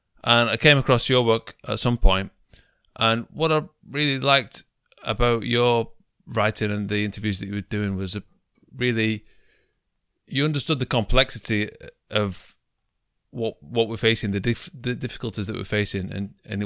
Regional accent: Manchester, North West England, United Kingdom; moved away as an adult; now in Japan; I'm from Manchester in England

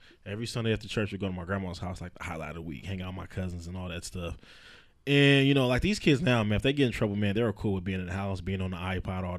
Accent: San Diego, California, United States; I'm from San Diego.

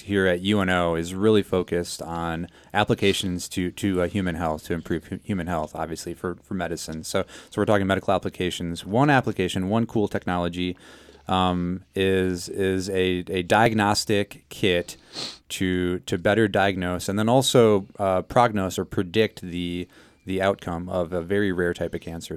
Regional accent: South Dakota, United States; I'm from South Dakota

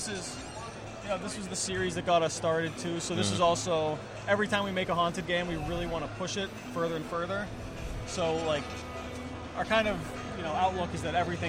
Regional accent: Pittsburgh, Pennsylvania, United States; we grew up around Pittsburgh. It was a big steel town, lots of railroads around.

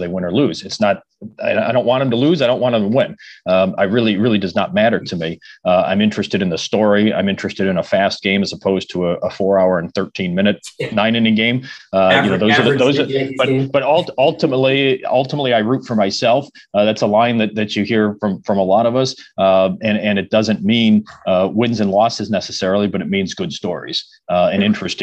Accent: Cleveland, Ohio, United States; moved away; I was born and raised in Cleveland.

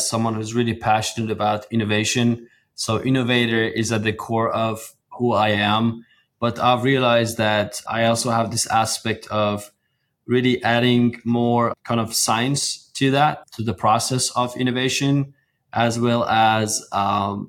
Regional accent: Iran; moved away as an adult; now in Houston, United States; I grew up in Iran, went to college for petroleum engineering

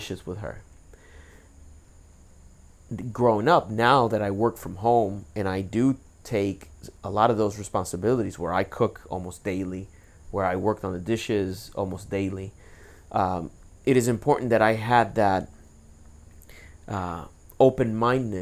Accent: Puerto Rico; now in United States; I was born and raised in Puerto Rico

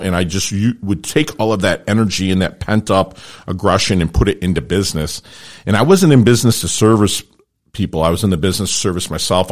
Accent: Detroit, Michigan, United States; also born or lived in Philippines; now in South Florida, United States; I grew up in Detroit

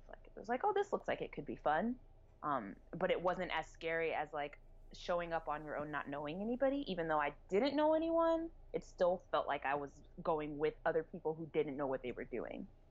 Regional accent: New Jersey, United States; moved away as an adult; also born or lived in Atlanta, Georgia / Boston / Brooklyn / Carlton, Georgia; now in Bay Area, United States; So I was born in Atlanta, grew up in New Jersey, went to school in Boston, well, college in Boston, and then I lived in Brooklyn for a while, and now I live in the Bay Area

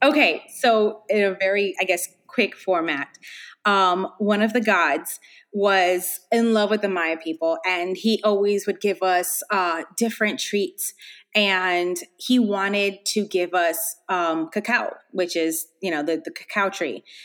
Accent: Hialeah, Florida, United States; I grew up actually in Hialeah

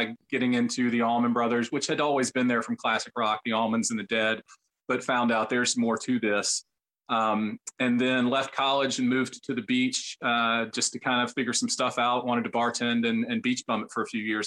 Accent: Memphis, Tennessee, United States; moved away as an adult; now in Nashville, United States; Growing up in Memphis

